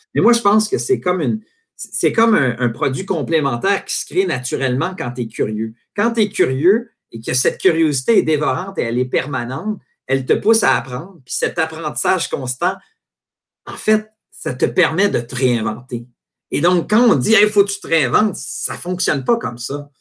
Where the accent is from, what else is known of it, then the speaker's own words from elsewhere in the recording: Quebec, Canada; quand tu es un Québécois puis tu veux faire carrière dans le soccer